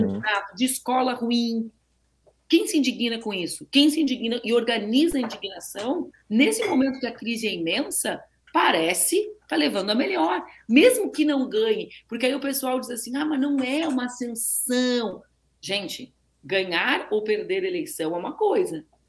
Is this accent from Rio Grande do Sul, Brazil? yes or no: yes; Rio Grande do Sul, Brazil; eu, nasci no Rio Grande do Sul